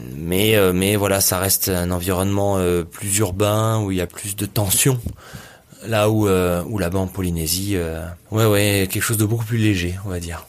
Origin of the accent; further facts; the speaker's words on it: Nice, Provence-Alpes-Côte d'Azur, France; j'ai grandi à Nice, même si à la mer à côté, ça reste une ville